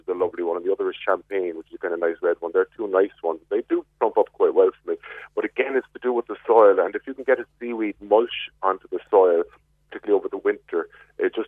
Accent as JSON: {"language": "English", "town": "Glanmire", "region": "Munster", "country": "Ireland", "said": "I'm from Glanmire"}